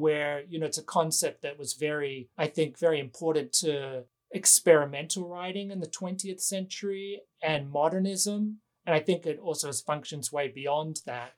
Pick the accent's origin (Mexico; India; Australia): Australia; now in Los Angeles, United States; I am an American citizen, but I was born in Australia